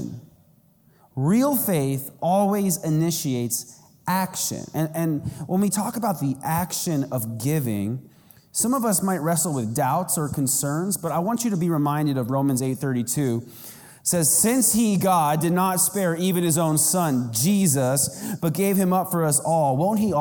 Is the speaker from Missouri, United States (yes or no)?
no; Arizona, United States; I'm from Arizona.